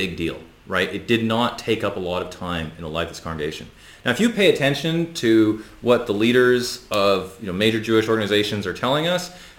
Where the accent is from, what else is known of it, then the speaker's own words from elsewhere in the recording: West Coast of Canada, Canada; I grew up in Canada on the West Coast